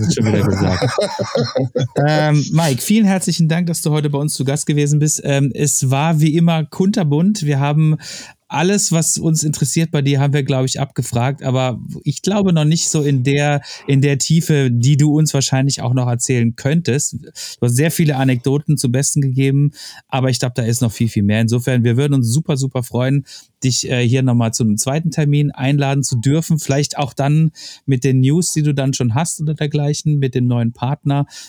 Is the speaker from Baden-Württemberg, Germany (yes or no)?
yes; Freiburg, Baden-Württemberg, Germany; ich komme aus Freiburg-Zeringen